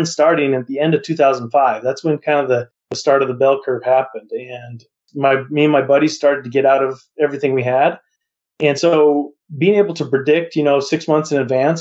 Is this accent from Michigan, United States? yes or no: no; Montana, United States; moved away; also born or lived in Las Vegas / Arizona / Utah; I grew up in Montana, and I moved to Las Vegas to become an appraisal intern